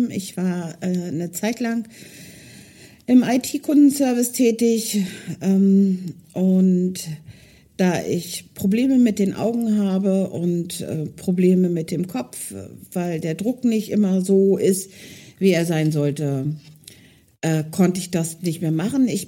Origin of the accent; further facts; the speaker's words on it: Hildesheim, Lower Saxony, Germany; Ursprünglich ähm, komme ich aus Hildesheim, ähm, bin aber vor drei Jahren dort weggezogen und habe meine Wahlheimat hier oben gewählt, im Norden Deutschlands, weil ich mich schon immer irgendwie seegebunden gefühlt habe.